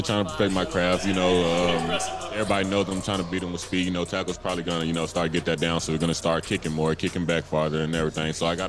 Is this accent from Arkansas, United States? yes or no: yes; England, Arkansas, United States; I come from a small town, you know, not really much to do. So pretty much everyone in my hometown of England, Arkansas, just like to play sports